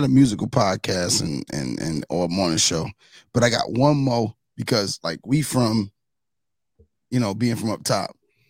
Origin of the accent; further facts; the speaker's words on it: New York, United States; moved away; also born or lived in New Jersey; I'm from New York. And lived in Jersey